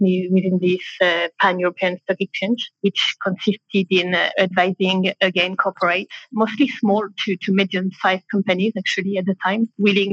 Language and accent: English; Reims, Grand Est, France; English is a second language; also born or lived in London / Paris; I'm French, born and raised in Reims, near Paris